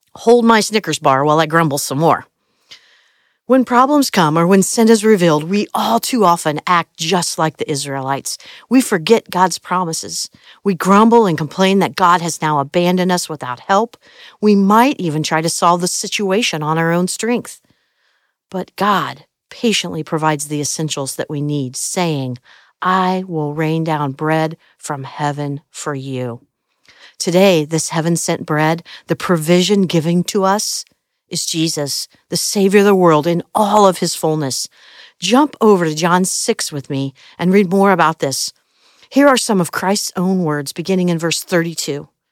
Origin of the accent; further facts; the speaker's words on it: Midwest, United States; I grew up in the Midwest